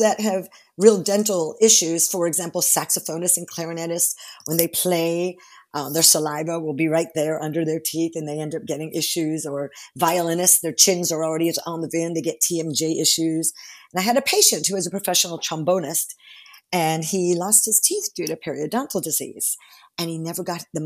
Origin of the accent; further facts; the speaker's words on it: Orlando, Florida, United States; also born or lived in Miami, Florida / Space Coast, Florida / Europe / Hong Kong; I just lived there till I was six. And then I lived on the East Coast, the Space Coast. And then I grew up in Orlando, in junior high and high school here in Orlando